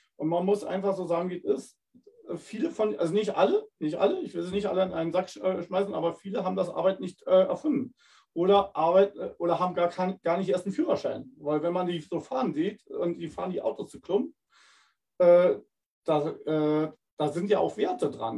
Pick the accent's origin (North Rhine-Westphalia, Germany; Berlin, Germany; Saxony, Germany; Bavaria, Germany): Berlin, Germany; now in Winterburg, Germany; ich komme ja ursprünglich aus Berlin